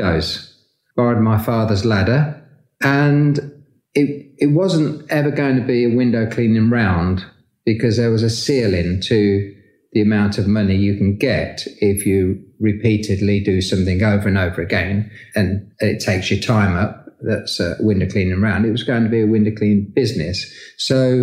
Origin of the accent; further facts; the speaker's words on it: Peterborough, East of England, United Kingdom; I grew up in Peterborough